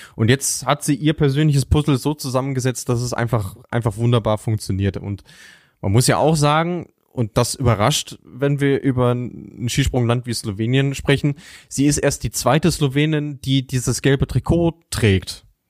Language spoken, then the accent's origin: German; Germany; als Deutscher